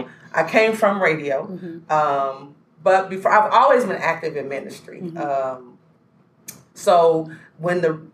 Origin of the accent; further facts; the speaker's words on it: Little Rock, Arkansas, United States; born and raised in Little Rock, Arkansas